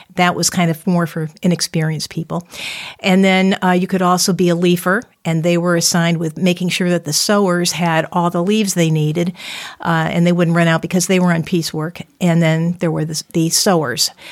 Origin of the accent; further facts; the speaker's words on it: Windsor, Connecticut, United States; I'm from Windsor, and I grew up in the Deerfield section of Windsor